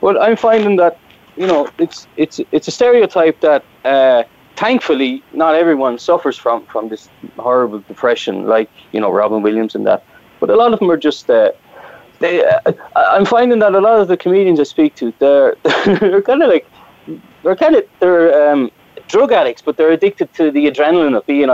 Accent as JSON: {"language": "English", "area": "County Wexford", "region": "Leinster", "country": "Ireland", "moved": "as an adult", "lives_now": "Poland", "said": "I'm from Ireland. I'm from the southeast of Ireland, a small village called Timon, but it's in the county of Wexford."}